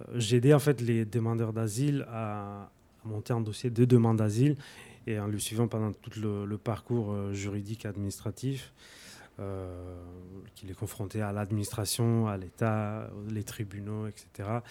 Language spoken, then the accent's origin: French; Sardinia, Italy; accent: Sardinian; French is a second language; moved away as an adult; also born or lived in Naples, Italy; now in Paris, France; je parle italien, j'ai un accent sarde qui est très très marqué